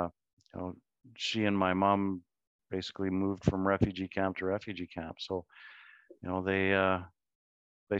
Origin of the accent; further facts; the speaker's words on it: Guelph, Ontario, Canada; first language German; English is a second language; moved away as an adult; also born or lived in Soest, Germany / London, England; now in Edmonton, Canada; we moved to Guelph, and that's where I grew up.